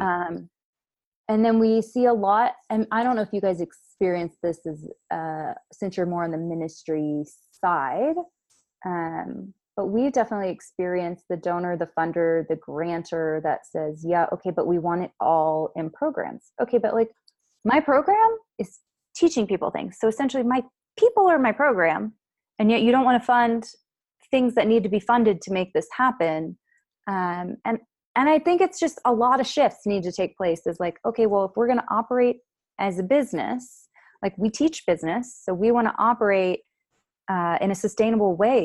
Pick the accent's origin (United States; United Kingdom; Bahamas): United States; I'm just an American gr-, woman